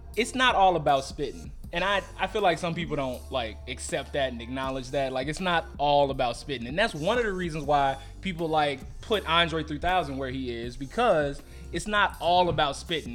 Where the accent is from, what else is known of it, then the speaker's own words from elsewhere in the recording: Texas, United States; now in Chicago, United States; I'm from Texas